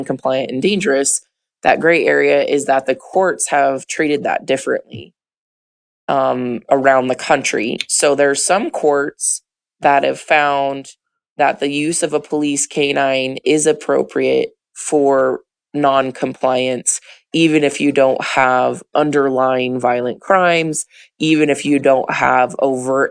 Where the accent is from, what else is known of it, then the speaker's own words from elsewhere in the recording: Albuquerque, New Mexico, United States; I'm from Albuquerque, New Mexico